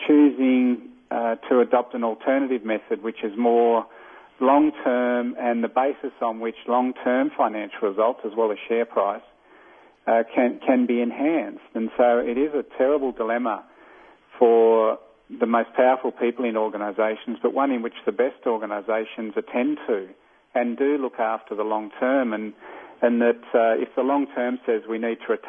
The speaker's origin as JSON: {"language": "English", "country": "Australia", "accent": "Australian", "said": "from my accent I'm not American. I'm Australian"}